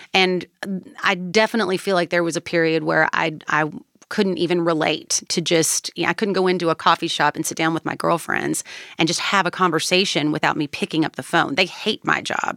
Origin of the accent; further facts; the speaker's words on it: Kentucky, United States; I was born and raised in Kentucky.